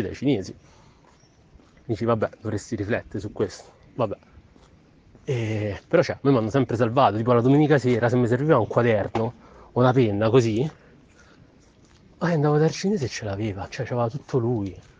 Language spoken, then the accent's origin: Italian; Rome, Lazio, Italy; born or raised there; moved away as an adult; now in Milan, Italy